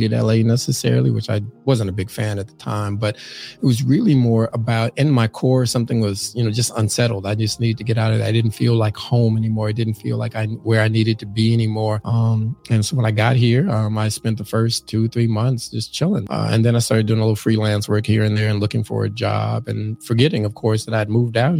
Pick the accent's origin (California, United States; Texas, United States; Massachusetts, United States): California, United States; Los Angeles; born or raised there; also born or lived in St. Louis, Missouri; now in New York City, United States